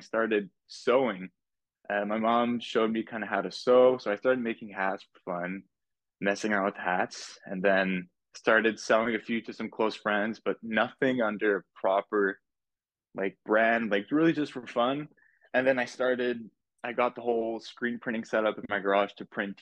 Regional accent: Laval, Quebec, Canada; also born or lived in Montreal; I was born in Montreal, raised in Laval, just in the suburbs

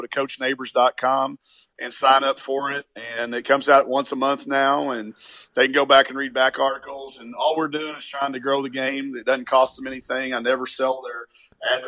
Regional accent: Arkansas, United States; I'm from Arkansas

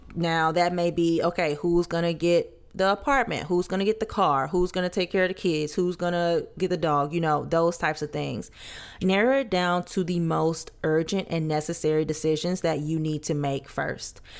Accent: Louisiana, United States; I'm from Louisiana

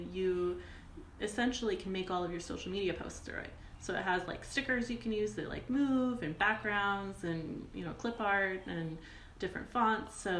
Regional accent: San Diego, California, United States; moved away as an adult; also born or lived in Idyllwild, California; now in Los Angeles, United States; I was born by Hillcrest in San Diego

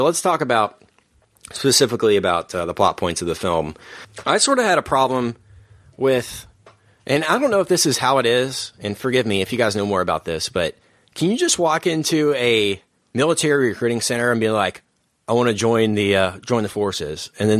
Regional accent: Dallas, Texas, United States; because we grew up in Dallas.

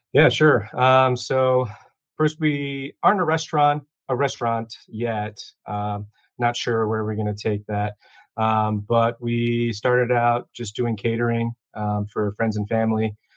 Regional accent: Chicago, Illinois, United States; I was born and raised here in Chicago

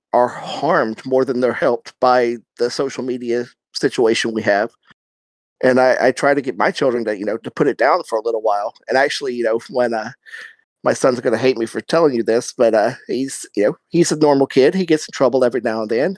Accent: South Carolina, United States; I grew up in South Carolina

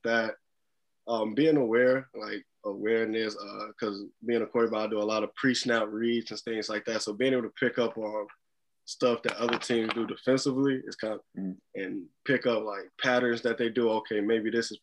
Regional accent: Gary, Indiana, United States; moved away as an adult; also born or lived in Killeen, Texas; now in Des Moines, United States; they were originally from Gary, Indiana. We ended up moving back when I was younger.

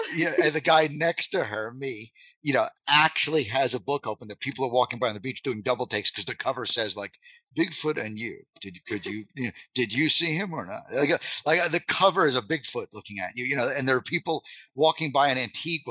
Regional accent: Long Island, New York, United States; moved away as an adult; I grew up in Long Island, so that's where I'm from.

